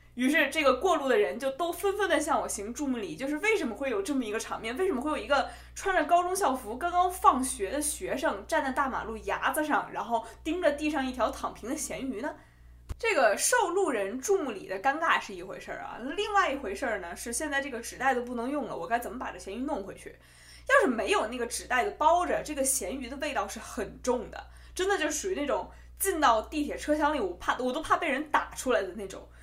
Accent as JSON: {"language": "Chinese", "region": "Beijing", "country": "China", "tie": "born or raised there", "also_born_or_lived": "Hubei", "accent": "Beijing dialect (京片子)", "said": "我虽然是在北京长大的，大家听我一口金片子啊，但是我，我们家其实是湖北人"}